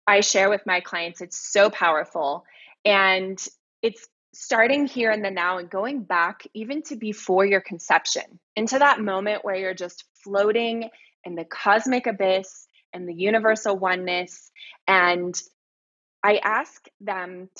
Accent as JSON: {"language": "English", "region": "Texas", "country": "United States", "tie": "born or raised there", "also_born_or_lived": "Hawaii / San Diego", "moved": "as an adult", "said": "I come from Texas. I'm from the South, you know, and I grew up around guns and hunting"}